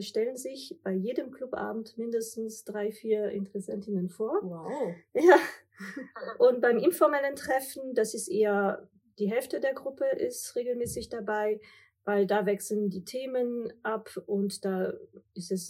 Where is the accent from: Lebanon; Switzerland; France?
France; now in Germany; Ich bin Französin, Mutter von zwei Kindern, Unternehmerin und Investorin.